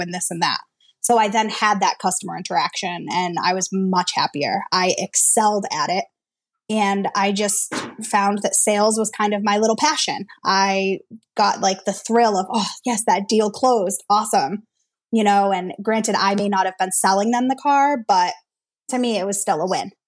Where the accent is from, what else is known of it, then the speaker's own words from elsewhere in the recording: Worcester, Massachusetts, United States; I'm from Worcester, Massachusetts.